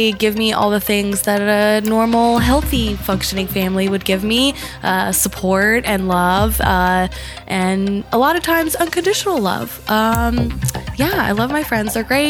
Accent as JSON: {"language": "English", "region": "the South", "country": "United States", "tie": "born or raised there", "also_born_or_lived": "San Diego, California / Jacksonville, North Carolina", "said": "And I feel like growing up in the South really impacted me as a adult."}